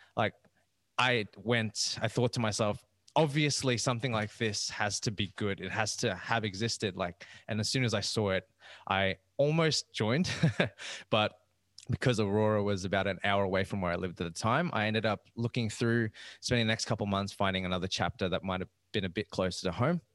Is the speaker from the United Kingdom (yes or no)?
no; Rockhampton, Queensland, Australia; moved away as an adult; now in Brisbane, Australia; I actually moved down from Central Queensland. And i am from Rockhampton